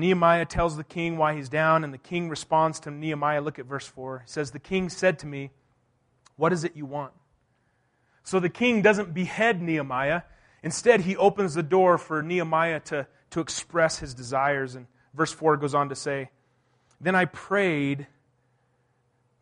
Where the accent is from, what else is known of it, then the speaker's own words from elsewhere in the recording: Durango, Colorado, United States; I was born and raised here in Durango, Colorado